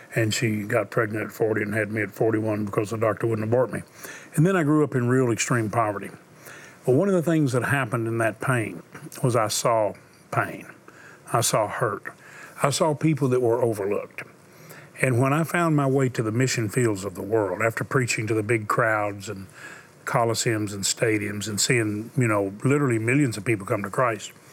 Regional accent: Houston, Texas, United States; I was born in Houston

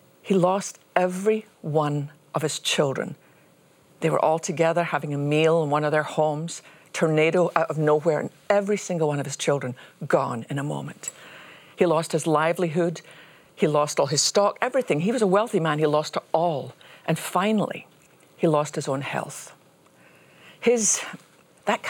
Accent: Scotland, United Kingdom; since I was a little girl growing up in Scotland

